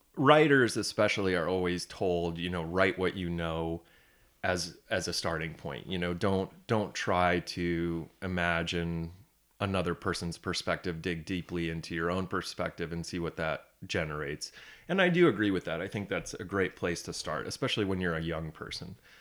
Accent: Holland, Michigan, United States; moved away as an adult; also born or lived in Indiana / Los Angeles; now in Traverse City, United States; I grew up in Holland, uh, downstate

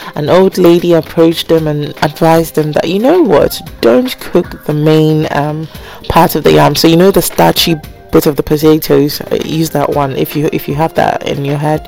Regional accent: Ghana; also born or lived in United Kingdom; I grew up in Ghana, although I was born in the UK

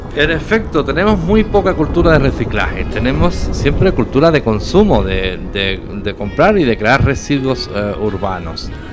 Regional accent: La Línea de la Concepción, Andalusia, Spain; En la pequeña ciudad donde yo nací, la línea de la Concepción, cercana a Gibraltar

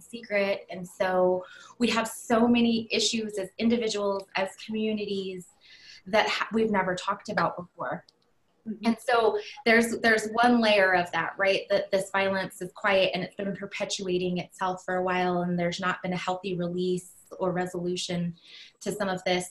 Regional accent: Laguna, New Mexico, United States; I come from the Pueblo of Laguna, so right outside of the city limits of Albuquerque.

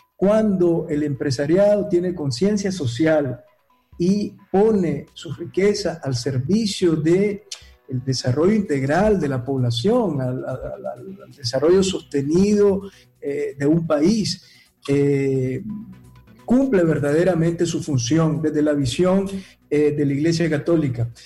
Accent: Nicaragua; moved away as an adult; mi corazón está en la patria que me vio nacer, en mi tierra que amo tanto

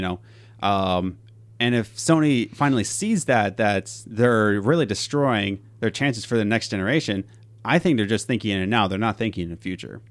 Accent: Philadelphia, Pennsylvania, United States; we're from Philadelphia.

